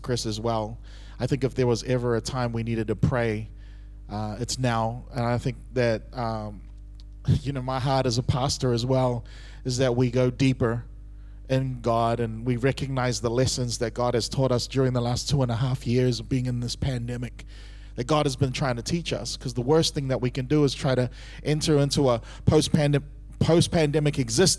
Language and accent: English; Auckland, New Zealand; moved away as an adult; also born or lived in Singapore; I was born and raised in Auckland, New Zealand